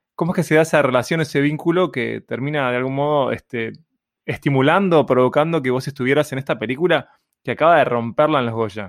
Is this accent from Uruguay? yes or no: yes; Uruguay; como un uruguayo que no soy nacionalista